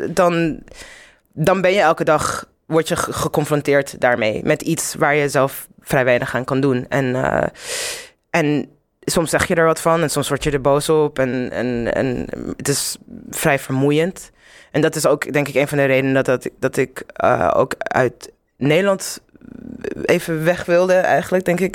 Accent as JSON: {"language": "Dutch", "country": "Zimbabwe", "tie": "born or raised there", "also_born_or_lived": "Netherlands / Amsterdam", "moved": "yes", "lives_now": "London, United Kingdom", "said": "ik ben in Zimbabwe opgegroeid"}